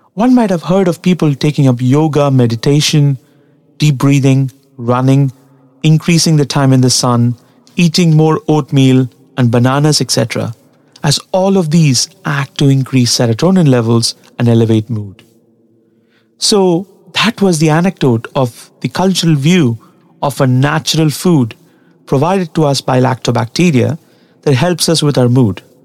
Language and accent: English; Tamil Nadu, India; English is a second language; In the place that I come from, Tamil Nadu in South India, curd or yogurt as it is called by the Western world, is a staple food.